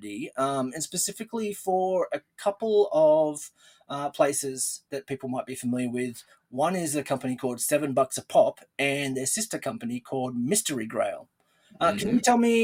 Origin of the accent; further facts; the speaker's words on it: Australia; accent: Australian; as most people would know and probably tell from the accent, I'm from Australia